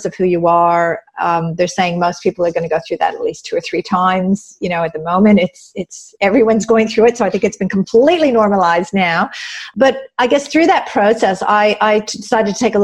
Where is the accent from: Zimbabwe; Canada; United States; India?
Canada; moved away as an adult; now in Australia; I'm originally from Canada. I've moved here like 24 years ago because I met an Aussie